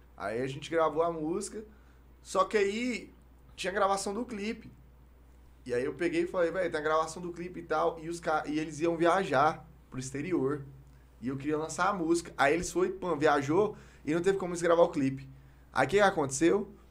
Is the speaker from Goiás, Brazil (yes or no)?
yes; Palmeiras de Goiás, Goiás, Brazil; accent: Goiás; also born or lived in Goiânia; sou de Goiânia, nasci em Goiânia, mas aí eu mudei pra Palmeiras.